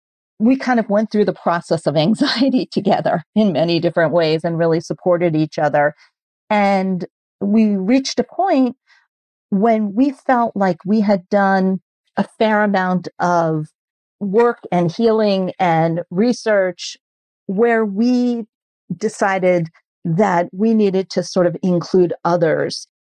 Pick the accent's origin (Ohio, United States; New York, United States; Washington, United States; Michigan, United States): New York, United States; New York City; moved away as an adult; also born or lived in Hoboken, New Jersey; now in Columbus, United States; I am a lifelong New Yorker. So came from Manhattan, then I moved to Hoboken